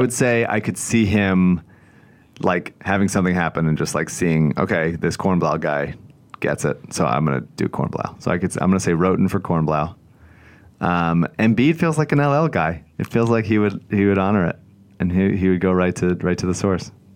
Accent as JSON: {"language": "English", "town": "Newtown", "region": "Pennsylvania", "country": "United States", "said": "I'm from Bucks County, but my parents now live in Montgomery County"}